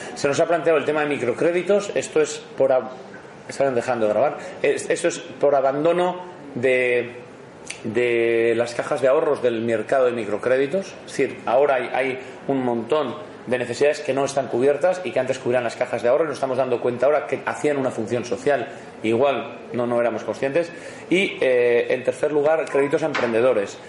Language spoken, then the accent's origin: Spanish; Bilbao, Basque Country, Spain; yo soy de Bilbao, modesto y de Bilbao